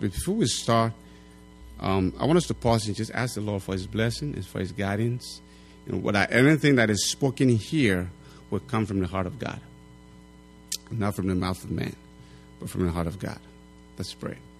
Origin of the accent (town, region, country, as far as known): Liberia; now in United States